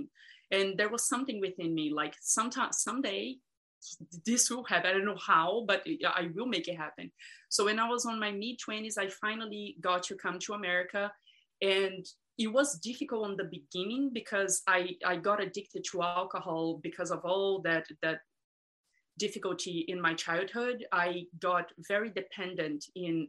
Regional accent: Brazil; moved away; I grew up in Brazil

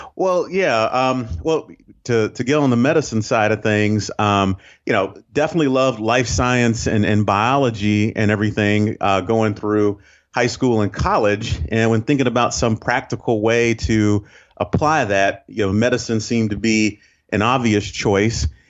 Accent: Northeast Ohio, United States; moved away as an adult; now in Saint Simons Island, United States; I grew up actually in Ohio, um, uh, Northeast Ohio, and went to school in, in Cleveland

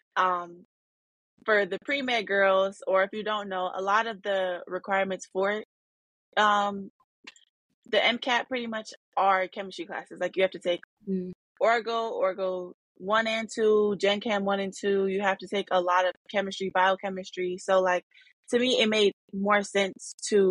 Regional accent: Arizona, United States; moved away as an adult; now in Detroit, United States; growing up in Arizona and being in a black city now in Detroit, Michigan

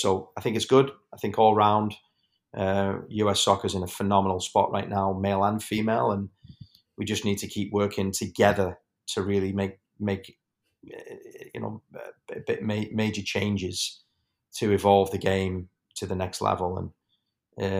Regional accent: England, United Kingdom; now in United States; I'm still English, and you know, my family's all there, and I still consider myself English as well.

